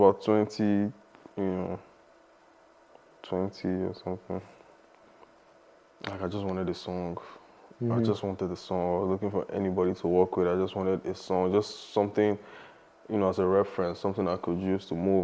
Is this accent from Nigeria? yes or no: yes; Lagos, Nigeria; moved away as an adult; I'm from Lagos, Nigeria. I mean, I lived in Lagos, I was born in Lagos, Nigeria. I lived there for, you know, all my life, basically. And I moved here when I was 24